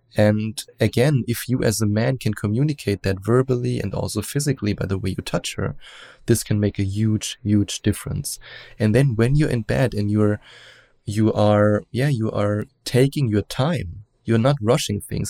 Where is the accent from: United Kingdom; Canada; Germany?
Germany; accent: German; English is a second language; as you probably hear from my accent, I'm German. And we Germans, we are raised in a very open-minded way